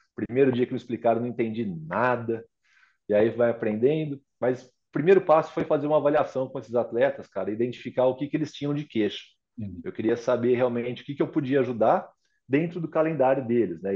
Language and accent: Portuguese; Pirassununga, São Paulo, Brazil; moved away; Eu sou de Pirassununga